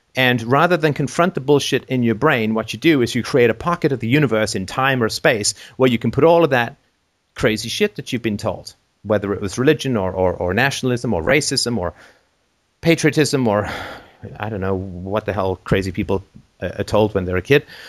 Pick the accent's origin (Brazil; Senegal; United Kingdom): United Kingdom; England; moved away; when I grew up in England